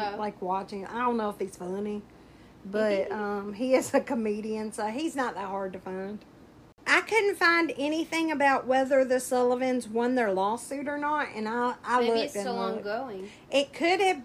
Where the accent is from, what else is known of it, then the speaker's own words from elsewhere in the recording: Southern United States, United States; being a Southerner and just assuming he's got Southern manners